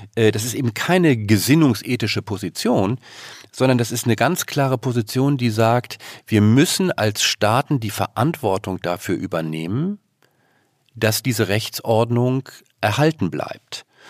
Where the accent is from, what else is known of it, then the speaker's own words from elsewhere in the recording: Northern Germany, Germany; bei uns in Norddeutschland